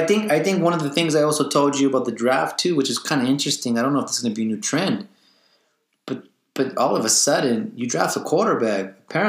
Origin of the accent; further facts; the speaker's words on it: Bay Area, California, United States; we're from the Bay Area.